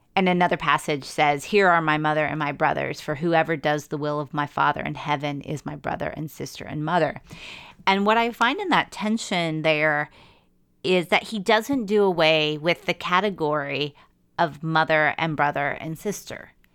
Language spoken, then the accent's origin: English; United States; as an American